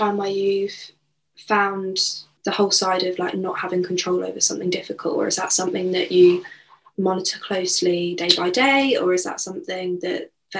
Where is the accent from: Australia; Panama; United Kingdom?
United Kingdom; as a Brit.